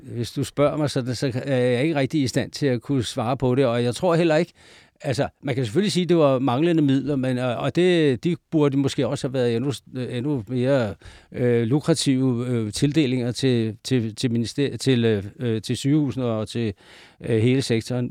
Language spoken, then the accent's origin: Danish; Denmark; jeg jo fra Jylland